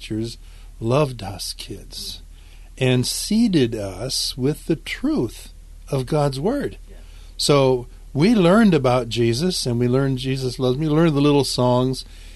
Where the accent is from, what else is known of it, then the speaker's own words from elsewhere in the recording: California, United States; I was raised in California and out in the desert in California. My family moved from Southern California out to the desert